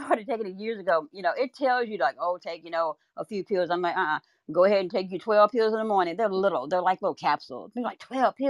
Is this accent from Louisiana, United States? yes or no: yes; Louisiana, United States; I'm from Louisiana, right? It was like, we grew up succotash.